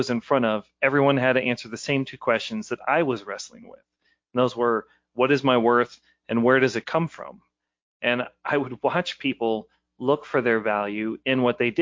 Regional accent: Ballwin, Missouri, United States; I was born out in Baldwin.

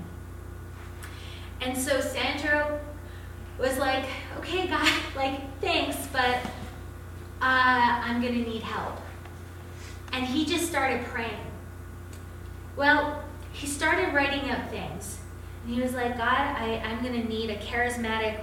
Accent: Canada; I'm Canadian

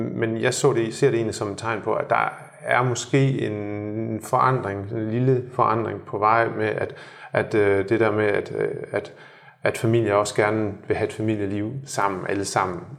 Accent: Denmark; moved away as an adult; now in Shanghai, China

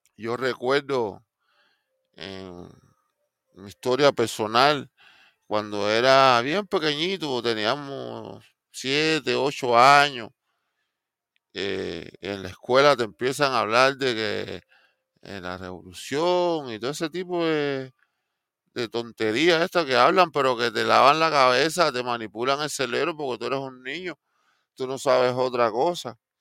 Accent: Cuba; now in Miami, United States; yo como cubano

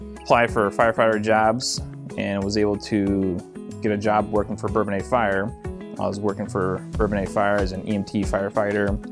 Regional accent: Fort Wayne, Indiana, United States; moved away as an adult; also born or lived in Decatur, Illinois; now in Kankakee, United States; I was born in Decatur, Illinois, uh, and actually grew up in Fort Wayne, Indiana

